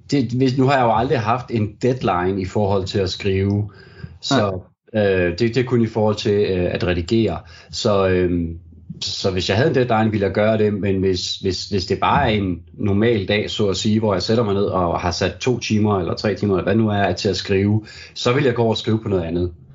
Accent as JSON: {"language": "Danish", "town": "Brande", "region": "Central Denmark Region", "country": "Denmark", "tie": "born or raised there", "said": "jeg jo ligesom er, er født og opvokset"}